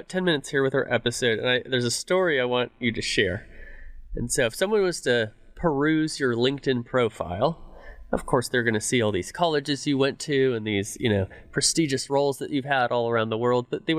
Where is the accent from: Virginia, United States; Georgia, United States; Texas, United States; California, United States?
Texas, United States; Dallas; I grew up in Dallas, I'm a Fuel fan